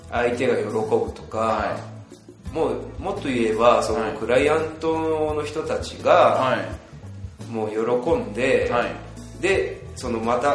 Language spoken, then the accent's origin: Japanese; Kumamoto, Japan; moved away as an adult; now in Lilongwe, Malawi; 私実家熊本なんですけど